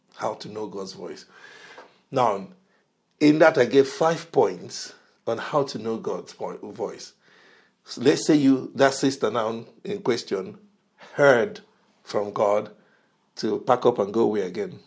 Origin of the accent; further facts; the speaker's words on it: Nigeria; moved away; I'm originally from Nigeria